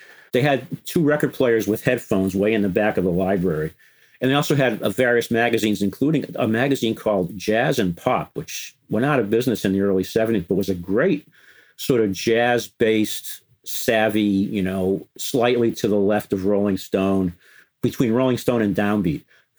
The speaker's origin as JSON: {"language": "English", "town": "Peabody", "region": "Massachusetts", "country": "United States", "tie": "born or raised there", "also_born_or_lived": "Lynn, Massachusetts", "said": "I grew up in Massachusetts. I was born in Lynn Lynn, City of Sin, you know, come out the way you went in. It's like just north of Boston. And at the age of like two, my parents moved from Lynn to Peabody, or Peabody as non-names would say it"}